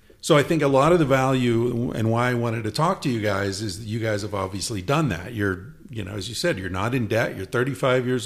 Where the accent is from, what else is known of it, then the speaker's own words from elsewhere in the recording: East Coast, United States; moved away; I grew up on the East Coast